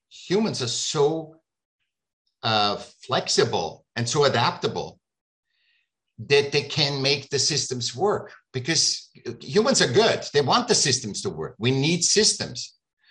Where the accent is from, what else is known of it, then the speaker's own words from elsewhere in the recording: Vienna, Austria; moved away as an adult; now in California, United States; I grew up in Vienna. I was born in Vienna. And I came here when I was 18.